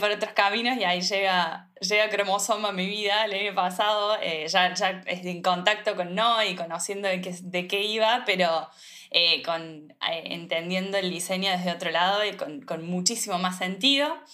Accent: Córdoba, Argentina; soy también diseñadora de indumentaria, soy de Córdoba Capital.

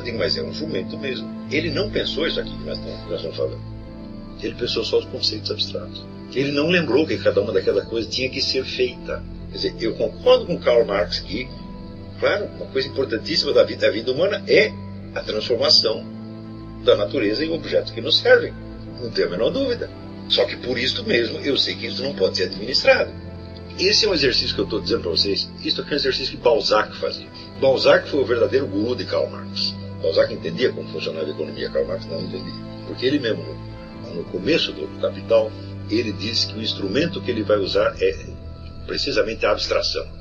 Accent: Brazil; Todos nós que fomos criados no Brasil

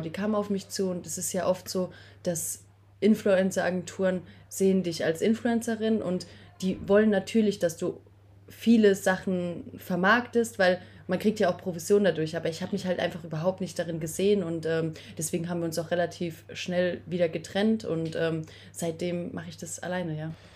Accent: Speyer, Rhineland-Palatinate, Germany; moved away; komme aus dem wunderschönen Speyer, also ähm, mitten in der Weingegend

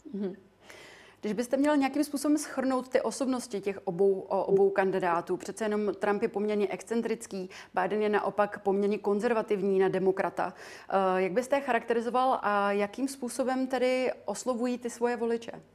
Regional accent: Czechia; my jako Češi

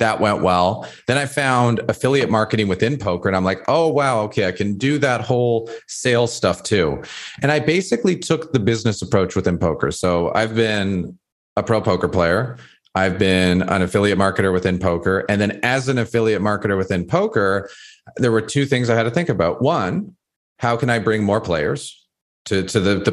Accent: Toronto, Ontario, Canada; I grew up in High Park. That's where I was born and raised.

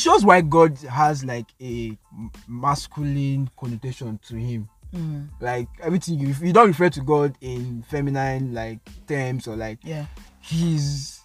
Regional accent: Nigeria; I'm Nigerian

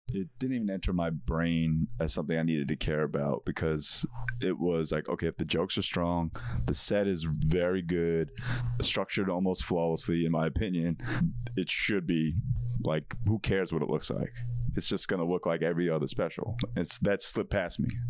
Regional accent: Parsippany, New Jersey, United States; moved away as an adult; also born or lived in New York City; growing up in Parsippany, New Jersey, I was surrounded by Indian people

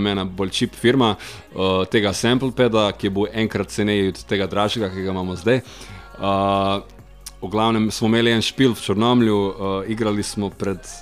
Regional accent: Vinica, White Carniola, Slovenia; Zmeraj smo rekli, smo iz Vinice, smo iz Bele krajine.

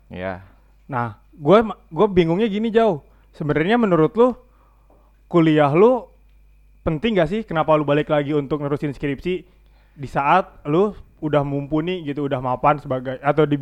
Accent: Java, Indonesia; gue juga sebagai orang Jawa, tapi gue nggak pernah disebut orang Jawa sih.

